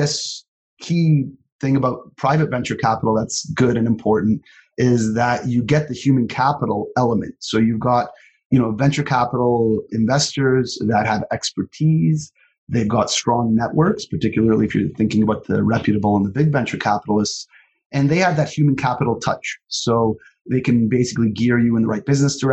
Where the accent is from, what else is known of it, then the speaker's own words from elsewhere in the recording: Toronto, Ontario, Canada; moved away as an adult; now in Calgary, Canada; I was born and raised in Toronto